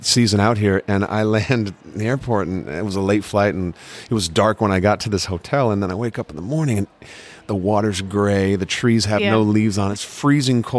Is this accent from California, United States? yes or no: yes; San Mateo, California, United States; now in Los Angeles, United States; I grew up in California